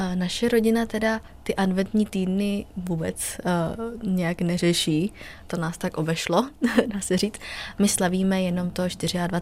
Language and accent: Czech; Vietnam; now in Czech Republic; u nás ve Větnamu